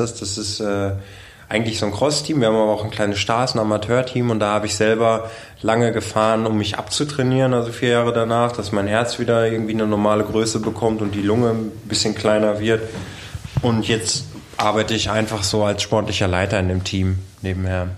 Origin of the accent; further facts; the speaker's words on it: Bielefeld, North Rhine-Westphalia, Germany; bei uns in Bielefeld